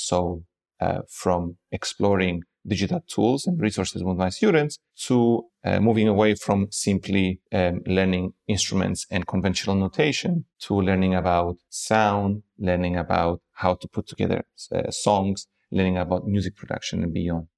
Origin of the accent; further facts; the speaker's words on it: Cyprus; moved away as an adult; also born or lived in Prague, Czech Republic; now in Lisbon, Portugal; I am originally from Cyprus